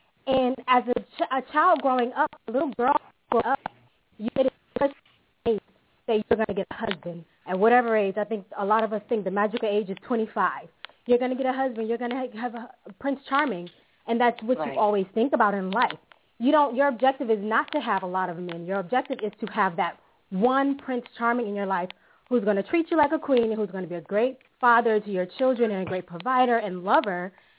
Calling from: Italy; I'm calling from

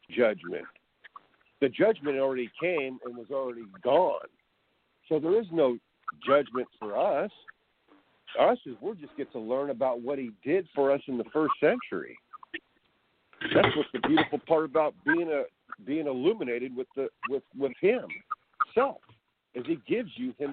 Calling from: California, United States; Uh, this is California, Cali, Cali, Cali.

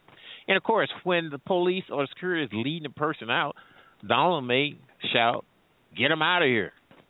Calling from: St. Louis, Missouri, United States; I'm calling from the St. Louis area, actually.

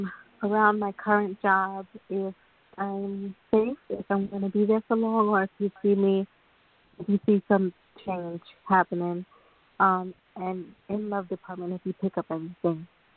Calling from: New York, United States; calling from New York

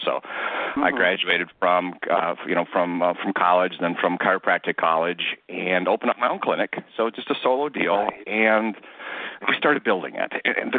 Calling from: Avon, Ohio, United States; I'm calling from just outside of Cleveland in a city called Avon, Ohio, on the banks of the beautiful Great Lake Erie.

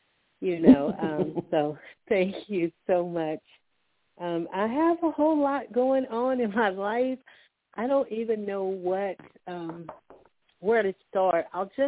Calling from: Alabama, United States; I'm calling from Alabama

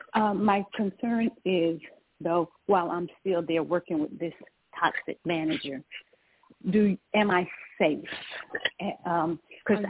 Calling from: Georgia, United States; I'm calling from Georgia

